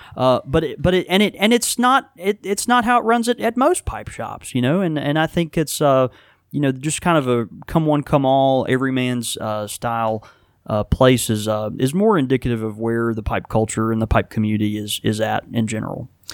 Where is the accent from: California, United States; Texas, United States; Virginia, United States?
Texas, United States; Houston; now in Mississippi, United States; I was born in Houston, Texas